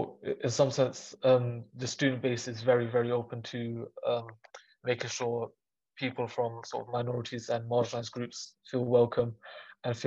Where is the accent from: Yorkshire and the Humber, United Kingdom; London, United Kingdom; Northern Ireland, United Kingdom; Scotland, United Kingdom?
London, United Kingdom; growing up in London